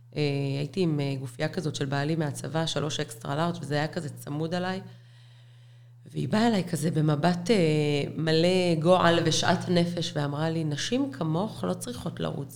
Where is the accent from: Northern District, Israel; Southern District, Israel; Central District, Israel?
Southern District, Israel; Be'er Sheva; גדלתי בשכונה ד' בבאר שבע